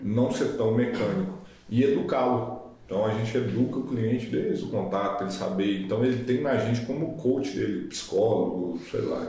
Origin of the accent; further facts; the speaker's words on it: Brazil; eu sou extremamente patriotista, sou brasileiro, tenho muito orgulho de ser brasileiro